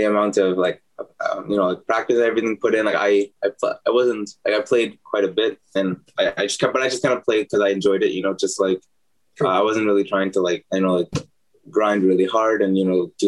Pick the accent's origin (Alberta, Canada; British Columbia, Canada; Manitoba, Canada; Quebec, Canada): Manitoba, Canada; Winnipeg; also born or lived in Hamilton, Ontario; I was born in Winnipeg, grew up in Winnipeg, okay. Went to high school here